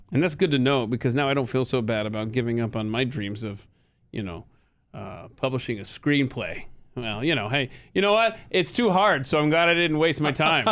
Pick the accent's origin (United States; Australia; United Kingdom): United States; the South; born and raised in the South